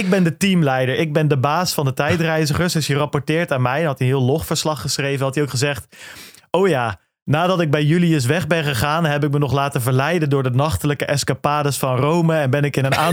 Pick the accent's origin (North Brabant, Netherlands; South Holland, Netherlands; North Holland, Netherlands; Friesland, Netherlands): South Holland, Netherlands; Goeree-Overflakkee; ik kom van Goeree Overflakke, dat is wel bijbelbelt, maar ik ben niet religieus opgevoed